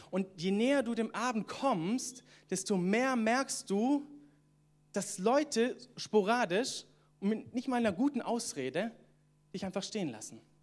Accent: Southern Germany, Germany; moved away as an adult; also born or lived in Atlanta, United States; now in Northern Germany; ich komme ja ursprünglich aus Süddeutschland

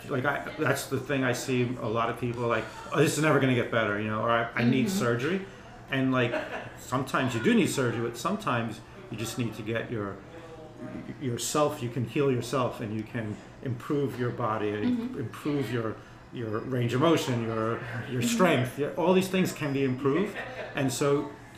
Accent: East Coast, United States; moved away as an adult; also born or lived in Colorado / Greece; now in Tampa Bay, United States; I grew up on the East Coast. My family background is from Greece, on the islands

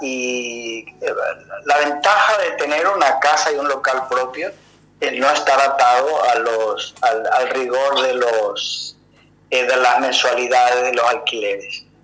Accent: Paraguay; moved away as an adult; also born or lived in Europe; mi pueblo. Yo vivía en un pueblo a 130 kilómetros de, Asunción

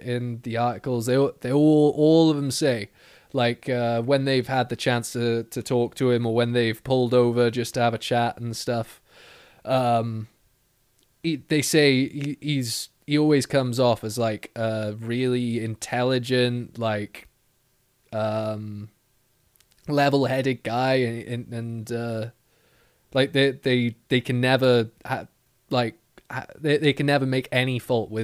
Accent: Wales, United Kingdom; I'm Welsh

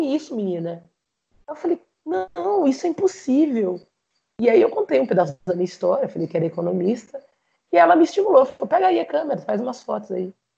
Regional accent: Jaú, São Paulo, Brazil; moved away as an adult; now in Rondônia, Brazil; Quando eu morava em Jaú

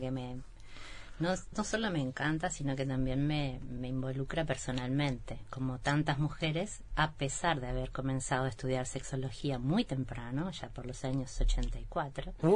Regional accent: Durazno countryside, Uruguay; soy del campo de Durazno

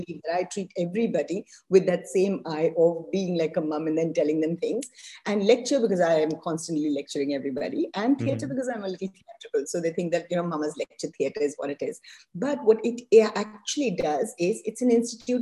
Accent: India; I'm also Indian

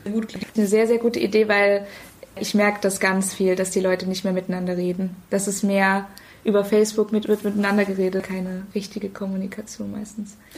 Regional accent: Dresden, Saxony, Germany; aus Dresden

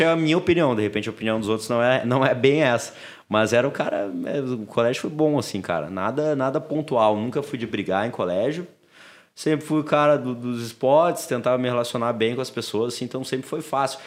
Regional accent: Porto Alegre, Rio Grande do Sul, Brazil; a gente morava na Intercap aqui. Uh, aqui não, né? Tô na Intercap, pertinho da PUC, ali, final da Ipiranga. Uh, depois a gente se mudou para o Menino Deus

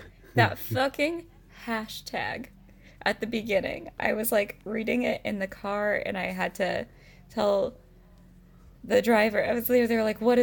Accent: United States; I'm American

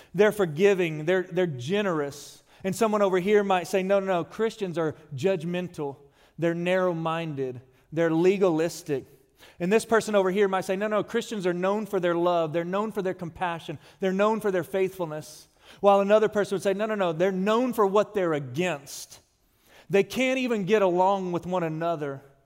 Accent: Odessa, Texas, United States; moved away; I'm from West Texas, Odessa to be more specific, where it is hot.

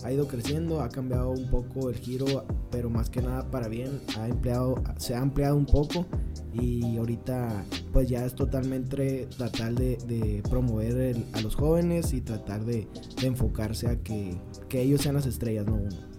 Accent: Nogales, Sonora, Mexico; Soy de Nogales, Sonora.

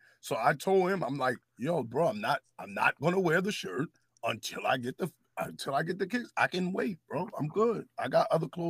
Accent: New York City, New York, United States; I'm from Harlem and we extra already from Harlem.

